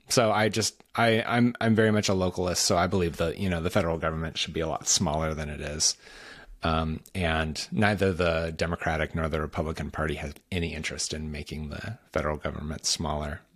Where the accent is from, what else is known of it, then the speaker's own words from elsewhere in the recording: Washington, United States; I'm from Washington State, not Washington, D C. And out in Washington State, we don't really trust the people on the East Coast